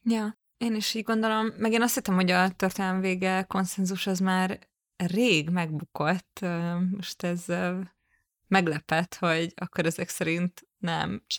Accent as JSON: {"language": "Hungarian", "region": "Budapest", "country": "Hungary", "tie": "born or raised there", "said": "a nyugati pályaudvar, ez nem csak azért kedves számomra, vagy érdekes, mert a közelében nőttem fel"}